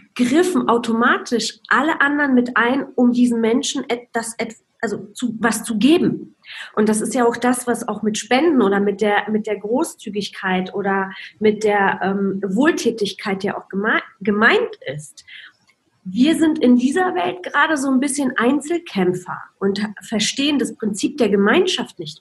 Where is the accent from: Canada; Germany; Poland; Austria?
Poland; moved away; ich bin in Polen aufgewachsen. Es war im Kommunismus